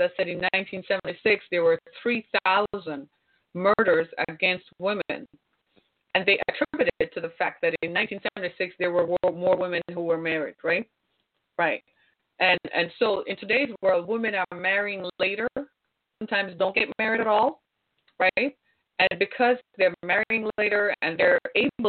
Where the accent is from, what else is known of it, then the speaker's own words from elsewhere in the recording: Jamaica; moved away as an adult; also born or lived in Orlando, Florida / Miami; now in United States; my home country, Jamaica